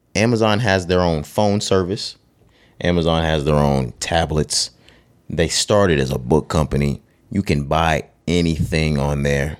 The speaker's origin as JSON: {"language": "English", "region": "the South", "country": "United States", "said": "we're from the South"}